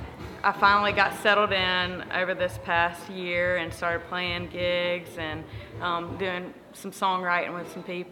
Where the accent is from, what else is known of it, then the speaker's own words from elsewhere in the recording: Belton, United States; moved away as an adult; also born or lived in Nashville, Tennessee; I grew up in Belton Presbyterian Church right around the corner